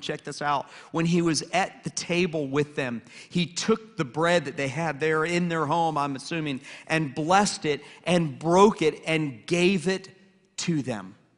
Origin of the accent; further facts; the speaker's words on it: Atlanta, Georgia, United States; also born or lived in Lynchburg, Virginia; now in Hilton Head Island, United States; I grew up in Atlanta, and I'm a huge Atlanta sports fan